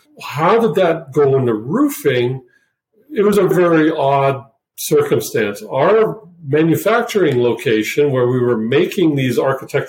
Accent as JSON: {"language": "English", "country": "Switzerland", "moved": "yes", "said": "I'm originally from Switzerland, so an okay handle on the German language"}